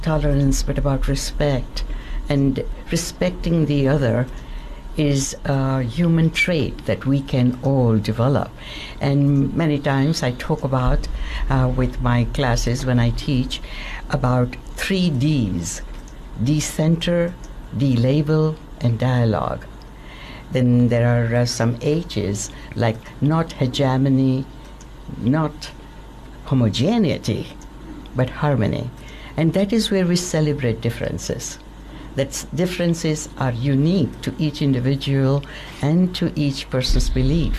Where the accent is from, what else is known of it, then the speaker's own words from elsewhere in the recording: India; moved away; also born or lived in London; I was born in India, a Hindu